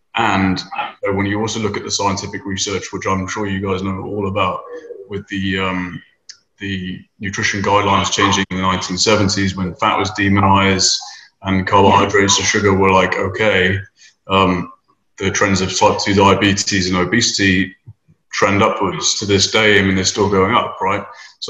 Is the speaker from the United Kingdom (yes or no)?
yes; United Kingdom; moved away as an adult; now in Houston, United States; so I live in Houston. I've been here for 7 years. Originally came over from the UK, as you can tell by my weird accent. We say things funny.